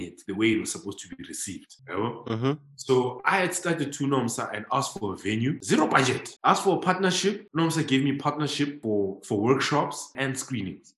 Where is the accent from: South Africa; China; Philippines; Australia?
South Africa; a homie growing up in Lokshin